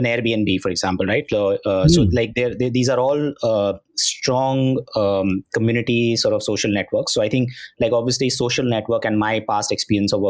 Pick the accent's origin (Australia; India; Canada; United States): India; we as Indians, Indian consumers